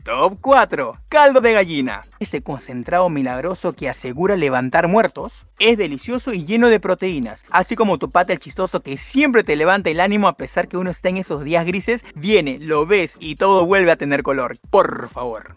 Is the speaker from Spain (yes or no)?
no; Peru; ser peruanos y nacer en un país con tanta historia y magia